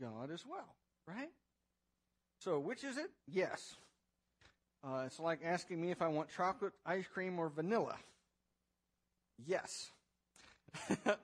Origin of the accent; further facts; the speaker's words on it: United States; As an American